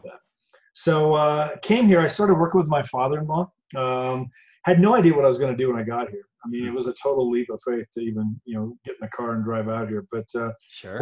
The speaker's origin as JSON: {"language": "English", "region": "Indiana", "country": "United States", "tie": "born or raised there", "moved": "as an adult", "lives_now": "Colorado, United States", "said": "I'm from Indiana originally, born okay. and raised"}